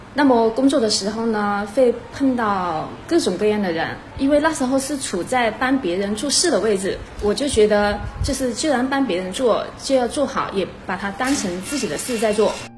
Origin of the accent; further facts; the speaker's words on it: Changsha, Hunan, China; 我是一九八零年出生于弗兰长沙返乡镇的一个家庭，我们的家庭呢不是一个资深职家庭，也不是一个高干家庭，而是一个普通的农民家庭